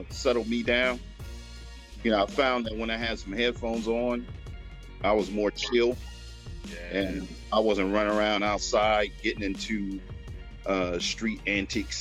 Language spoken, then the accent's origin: English; Oakland, California, United States; I grew up in West Oakland and everything was centered around there